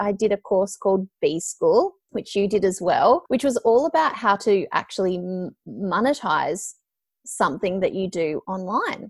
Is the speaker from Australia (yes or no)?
yes; Melbourne, Victoria, Australia; I'm from Melbourne and, you know, I'd worked for a multimedia production company here in Melbourne